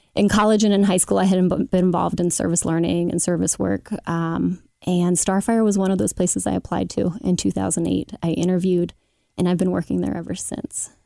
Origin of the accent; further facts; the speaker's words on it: Cincinnati, Ohio, United States; I grew up in Oakley, uh, mother of two in Madisonville